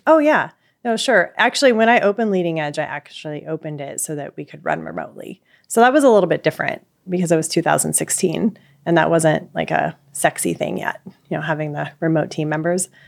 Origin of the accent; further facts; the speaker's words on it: Pacific Northwest, United States; I am from Pacific Pacific Northwest